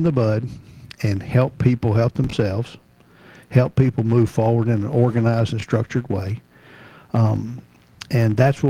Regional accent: Memphis, Tennessee, United States; moved away as an adult; also born or lived in Nashville, Tennessee; now in Murfreesboro, United States; I'm from Memphis, Shelby County

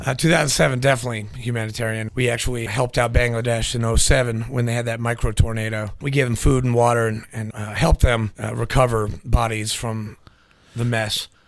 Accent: New Hampshire, United States; moved away; also born or lived in Nashville, Tennessee; I was born in Nashville, grew up in uh, New Hampshire

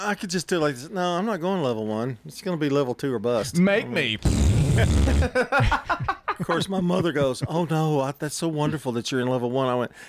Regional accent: Murfreesboro, Coffee County, Tennessee, United States; I came from Murfreesboro, and they put me in the low class in Coffee County

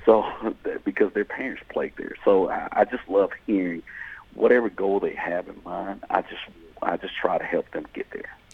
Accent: South Georgia, United States; moved away as an adult; also born or lived in Nashville, Tennessee; I'm, I'm originally from South Georgia

